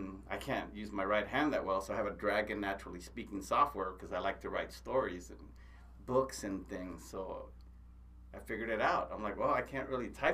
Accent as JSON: {"language": "English", "country": "United States", "said": "we're American Indians, right? I mean, the Lakota, they were known as warriors. I'm an Apache"}